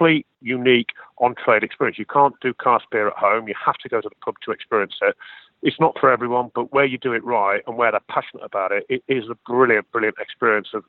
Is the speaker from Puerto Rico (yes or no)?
no; Midlands, United Kingdom; I was from the Midlands in the heart of England